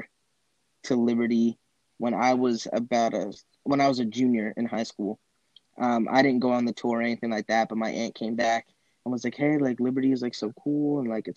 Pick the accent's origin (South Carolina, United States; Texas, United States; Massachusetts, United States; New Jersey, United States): New Jersey, United States; I grew up in North Jersey. I've lived up there my whole life